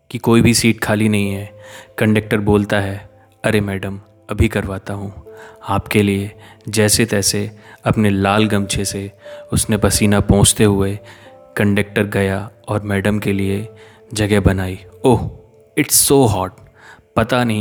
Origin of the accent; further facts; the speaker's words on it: Neemuch, Madhya Pradesh, India; मैं मध्य प्रदेश के बहुत ही छोटे से ज़िले नीमच का रहने वाला हूँ